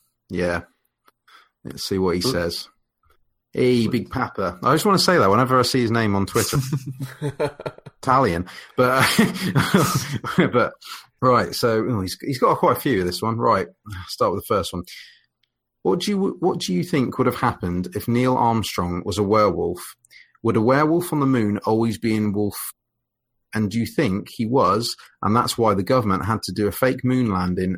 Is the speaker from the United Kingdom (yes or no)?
yes; United Kingdom; I'm British